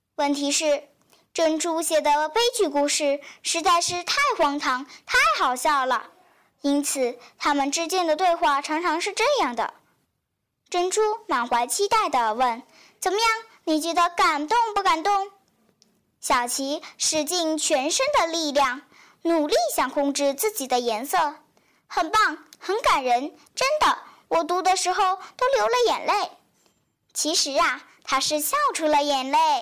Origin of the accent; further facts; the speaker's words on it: Liuzhou, Guangxi, China; 来自广西柳州